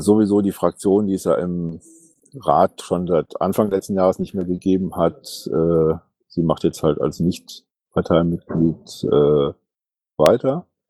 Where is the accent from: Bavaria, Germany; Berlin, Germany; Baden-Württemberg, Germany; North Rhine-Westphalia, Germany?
North Rhine-Westphalia, Germany; Ratingen; also born or lived in Düsseldorf; ich bin Düsseldorfer bzw. Ratinger